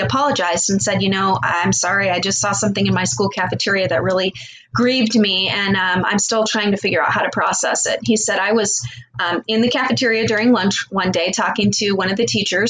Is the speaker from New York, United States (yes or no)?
no; Glendale, Arizona, United States; I moved to Arizona when I was 2, so I've lived here for 50 years, so I would consider that to be almost a native.